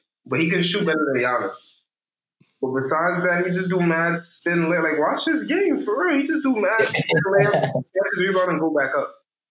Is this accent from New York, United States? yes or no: yes; New York City, New York, United States; I'm from New York, but to be honest, I'm really from Brooklyn.